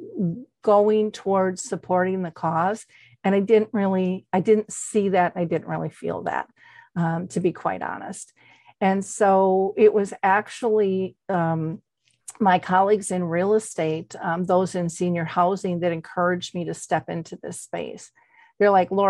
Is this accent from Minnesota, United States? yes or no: yes; Minnesota, United States; I'm a girl from Minnesota. I never traveled much.